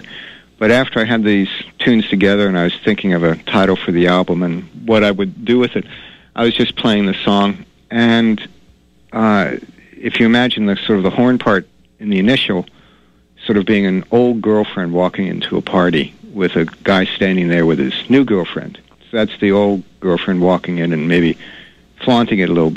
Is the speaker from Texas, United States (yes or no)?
no; New York, United States; also born or lived in Denver; now in Maine, United States; I grew up in New York